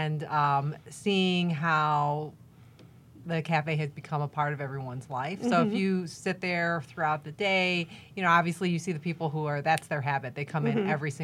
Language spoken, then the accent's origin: English; Cleveland, Ohio, United States; I'm from Cleveland, Ohio